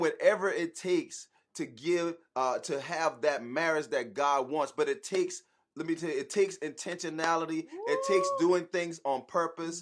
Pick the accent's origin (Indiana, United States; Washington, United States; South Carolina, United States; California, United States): South Carolina, United States; Charleston; now in Atlanta, United States; we are originally from Charleston, South Carolina, but we live in Atlanta right now